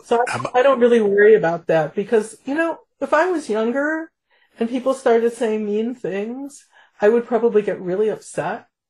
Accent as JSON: {"language": "English", "town": "Chicago", "region": "Illinois", "country": "United States", "also_born_or_lived": "Champaign, Illinois", "said": "I'm from Chicago"}